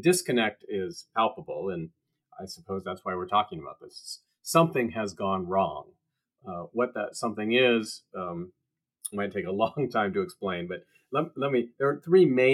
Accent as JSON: {"language": "English", "region": "Washington", "country": "United States", "tie": "born or raised there", "said": "the state of Washington, actually my home state"}